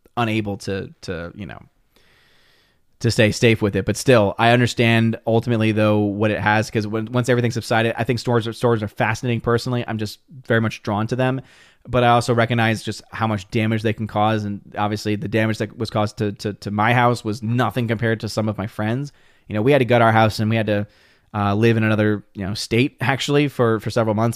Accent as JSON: {"language": "English", "town": "New Orleans", "region": "Louisiana", "country": "United States", "tie": "born or raised there", "said": "someone that's from New Orleans, I was born and raised in New Orleans"}